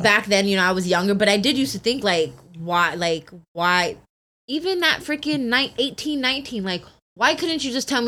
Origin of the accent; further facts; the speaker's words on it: Poway, California, United States; I grew up in Poway